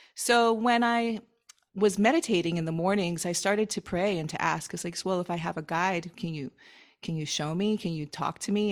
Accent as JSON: {"language": "English", "town": "Miami", "region": "Florida", "country": "United States", "also_born_or_lived": "upstate New York / Hawaii", "moved": "as an adult", "said": "I'm from Miami"}